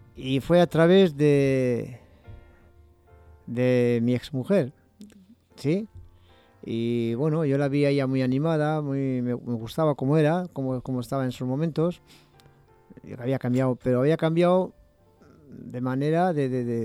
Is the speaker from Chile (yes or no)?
no; Bilbao, Basque Country, Spain; also born or lived in Barakaldo; nací en Bilbao, pero luego me fui a Baracaldo